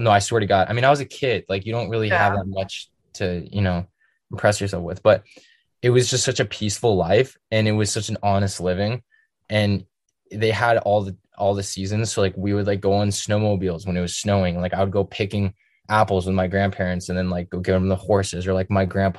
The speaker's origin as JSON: {"language": "English", "town": "Denver", "region": "Colorado", "country": "United States", "tie": "born there", "also_born_or_lived": "Seattle, Washington", "said": "I was born in Denver, and then while I was born my dad was in Iraq, so then it was just me, my mom, and then we moved to Seattle, and that's where my mom's from."}